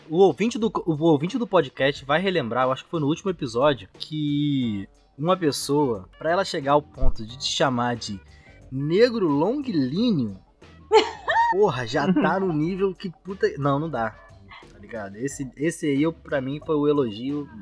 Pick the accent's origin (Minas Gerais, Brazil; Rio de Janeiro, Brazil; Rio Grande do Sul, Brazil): Rio de Janeiro, Brazil; São Gonçalo; eu sou de São Gonçalo, aqui não tem trem e tal